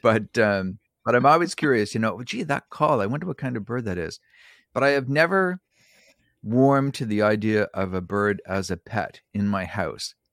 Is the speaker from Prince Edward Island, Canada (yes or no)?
yes; Prince Edward Island, Canada; also born or lived in New Brunswick; I was born in New Brunswick, and, and raised in Prince Edward Island